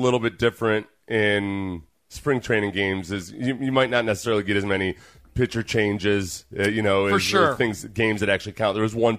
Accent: Houston, Texas, United States; I told you three times we're from Houston, man.

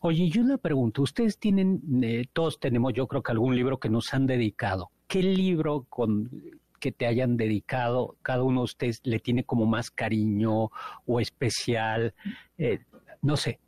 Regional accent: Mexico; nosotros somos mexicanos

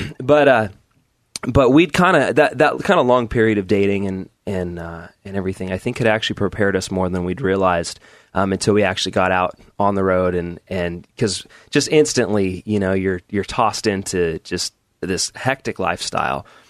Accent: Southern Oregon, United States; grew up in Oregon

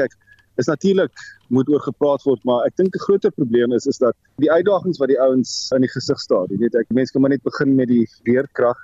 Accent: North-Eastern Cape, South Africa; waar ek groot geword het in Noord-Oos-Kaap

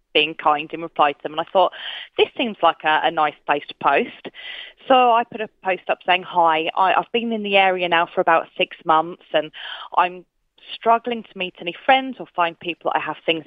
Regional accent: United Kingdom; moved away as an adult; now in Queensland, Australia; We're both from the United Kingdom

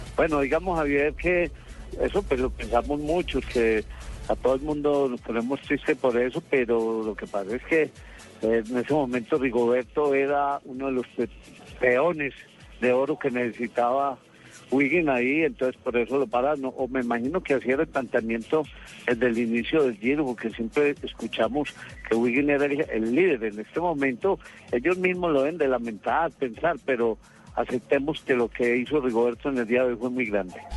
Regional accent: Colombia; Nosotros como colombianos

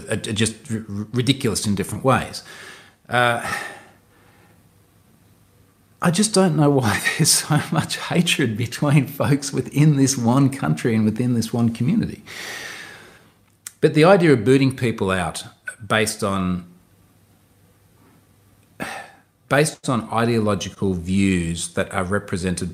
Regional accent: Australia; I'm Australian.

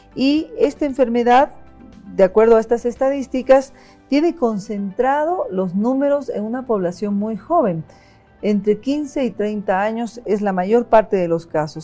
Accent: Bolivia

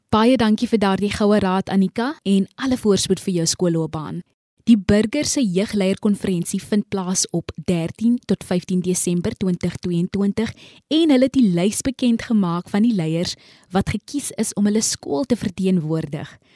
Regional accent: Kraaifontein, Western Cape, South Africa; soos ek van Kraaifontein

